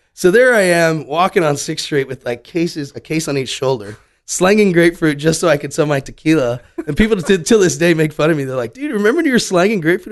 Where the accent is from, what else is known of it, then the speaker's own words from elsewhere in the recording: South Padre Island, Texas, United States; growing up in South Padre Island, going back to that, you're growing up on a resort